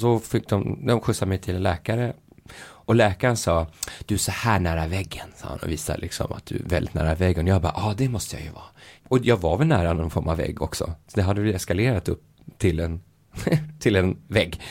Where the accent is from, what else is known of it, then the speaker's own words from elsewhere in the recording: Sweden; som vi svenskar